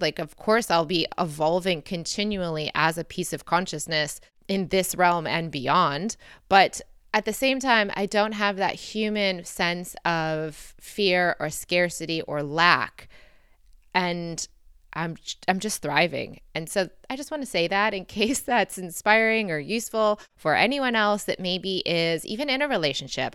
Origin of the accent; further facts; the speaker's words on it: Michigan, United States; accent: American; moved away as an adult; also born or lived in Detroit, Michigan / London / Lisbon; growing up in Michigan